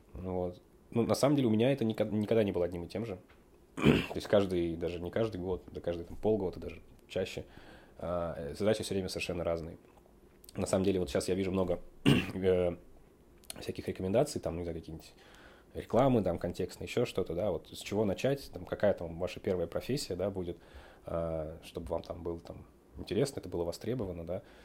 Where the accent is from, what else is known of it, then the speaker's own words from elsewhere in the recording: Moscow, Russia; Родился я в Москве.